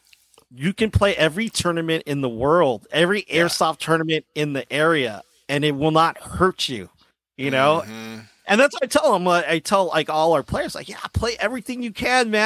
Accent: San Diego, California, United States; born and raised in SoCal

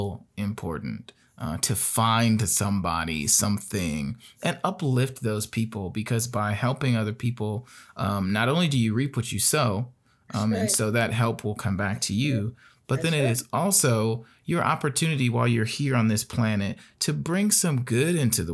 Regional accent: Gary, Indiana, United States; When I was in Gary, Indiana, which is where I started, where I grew up, that's my hometown

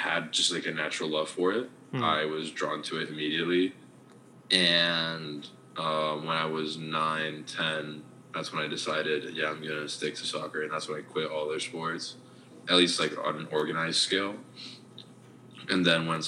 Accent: Austin, Texas, United States; moved away as an adult; also born or lived in Murcia, Spain; now in Madrid, Spain; I was born in Madrid, but I was raised in Austin, Texas. I lived in Austin for 17 years

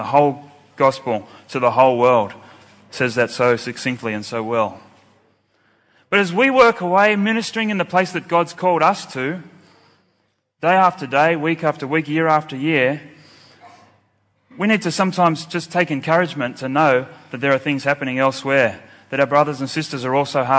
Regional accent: Sydney, New South Wales, Australia; I'm from Sydney, Australia

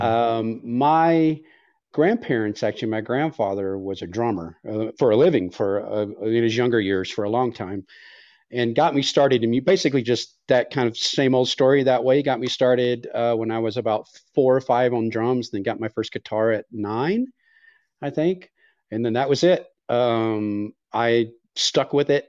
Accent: Texas, United States; now in Reno, United States; I'm from Texas, but I actually live in Reno, so I'm in Reno right now.

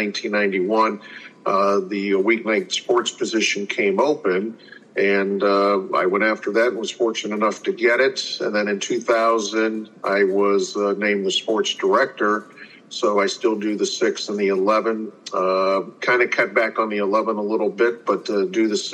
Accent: Youngstown, Ohio, United States; I grew up in the Youngstown area, so I have not had to leave home

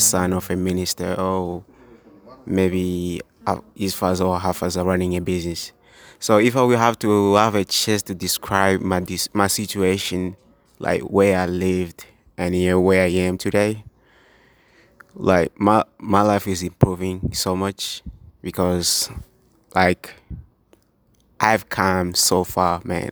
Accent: Tanzania; first language Swahili; English is a second language; now in United States; I speak Swahili as a first language.

